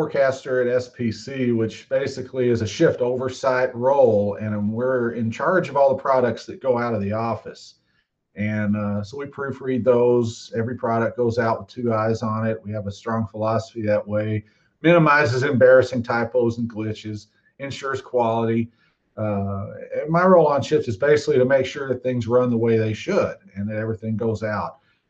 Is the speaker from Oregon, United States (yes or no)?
no; Texas, United States; also born or lived in Kansas City; now in Norman, United States; I'm a Texan